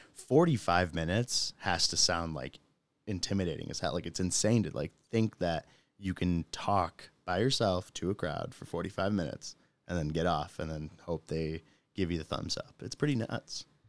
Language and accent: English; Michigan, United States; moved away as an adult; now in Utah, United States; I'm originally from Michigan